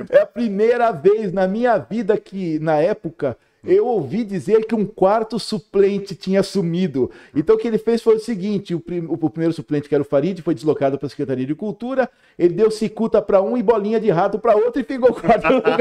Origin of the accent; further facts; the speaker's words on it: Limeira, São Paulo, Brazil; eu sou de Limeira